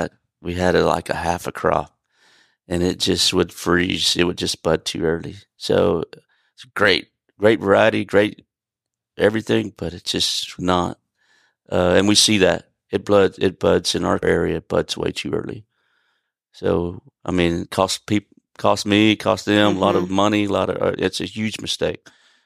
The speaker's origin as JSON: {"language": "English", "region": "California", "country": "United States", "tie": "born or raised there", "said": "They planted stuff down there in the early 2000s, late 90s that we grew up in Sonoma County."}